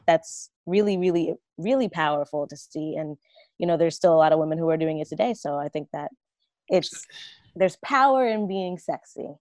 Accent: Jersey Shore, New Jersey, United States; I grew up on the Jersey Shore

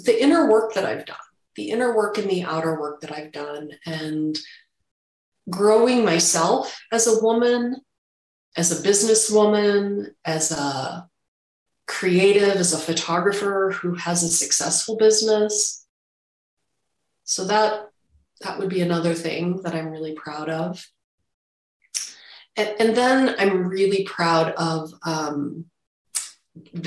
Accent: Chicago suburbs, Illinois, United States; I grew up in the Chicago suburbs

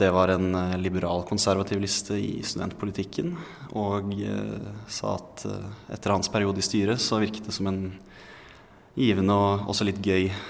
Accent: Bærum, Akershus, Norway; now in Oslo, Norway; hjemstedet mitt og der jeg har vokst opp

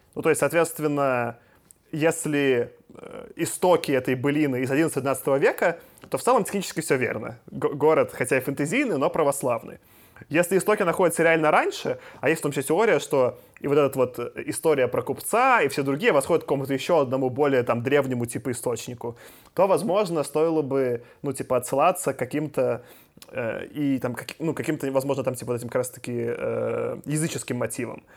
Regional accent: Minsk, Belarus; я из Минска

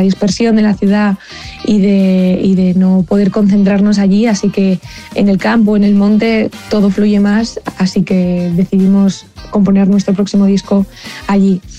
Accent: Madrid, Community of Madrid, Spain; desde Madrid, aunque los dos residimos aquí en España, en el centro, en Madrid

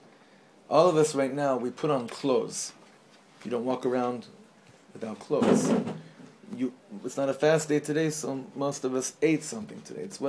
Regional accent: Los Angeles, California, United States; the shul that I grew up in, actually, where my father was a chazan in Los Angeles

